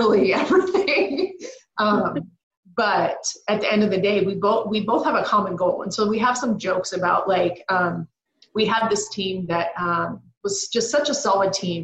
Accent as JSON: {"language": "English", "area": "Pacific Northwest, just south of Seattle", "region": "Washington", "country": "United States", "tie": "born or raised there", "also_born_or_lived": "Canada", "moved": "as an adult", "lives_now": "California, United States", "said": "I'm born and raised Pacific Northwest, or born in Canada, migrated down to just south of Seattle"}